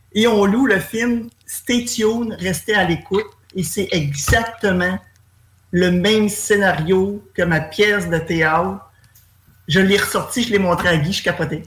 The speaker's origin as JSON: {"language": "French", "town": "Granby", "region": "Quebec", "country": "Canada", "said": "moi, je suis de Grimby"}